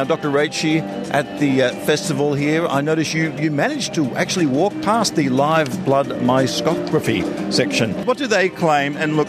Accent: Australia

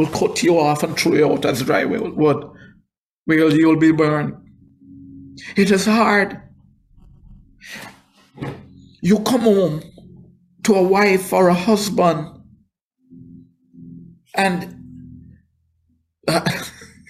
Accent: Jamaica; moved away; I am not a black American, I am Jamaican

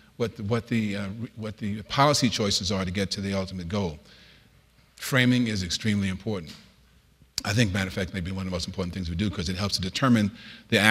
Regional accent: New York City, New York, United States; moved away; I was born in the South Bronx, the typical poverty profile. My mother was raised with three boys by herself

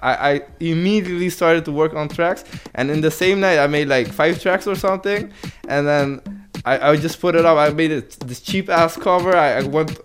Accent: Netherlands; I'm from Holland

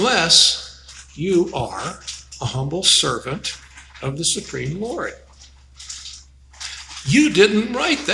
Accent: Chicago, Illinois, United States; now in Arizona, United States; when I was a kid, I grew up in Chicago

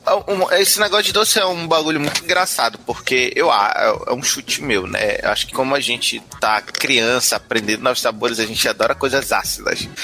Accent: Belém, Pará, Brazil; eu sou de Belém do Pará, o norte do Brasil.

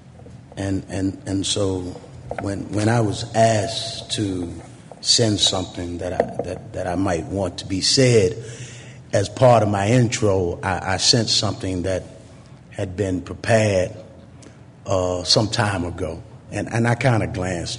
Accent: Washington, District of Columbia, United States; as a child growing up in D.C., I never actually lived anywhere more than 3 years.

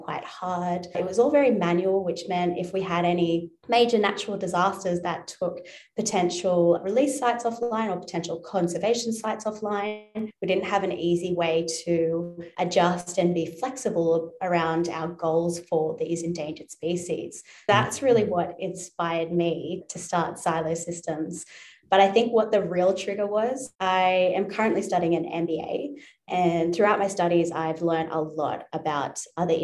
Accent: Newcastle, New South Wales, Australia; now in Sydney, Australia; I grew up in Newcastle, New South Wales on the coast. So I'm currently based in Sydney, about 2 hours north

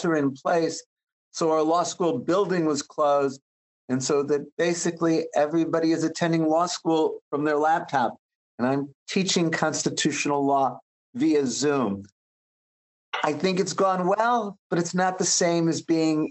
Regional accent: Chicago, Illinois, United States; I grew up in Chicago on the far south side

